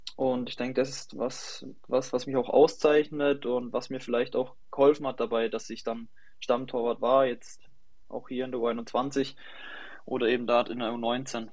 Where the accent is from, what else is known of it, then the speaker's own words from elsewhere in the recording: near Schweinfurt, Bavaria, Germany; ich komme aus der Nähe von Schweinfurt